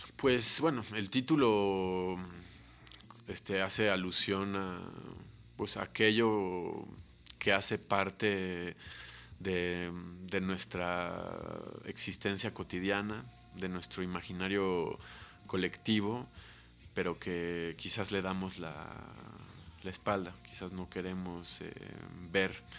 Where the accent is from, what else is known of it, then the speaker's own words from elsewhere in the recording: Mexico City, Mexico; nuestra vida de chilangos